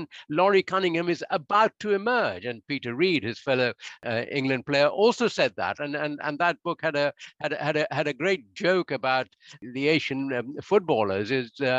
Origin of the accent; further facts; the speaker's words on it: India; moved away; I grew up in India, and I played football at my Jesuit school.